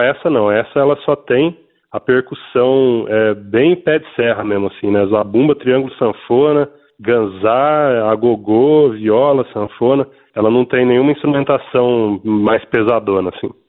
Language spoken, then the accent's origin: Portuguese; Piracicaba, São Paulo, Brazil; eu sou nascido e criado no interior de São Paulo, em Piracicaba. Como meu sotaque revela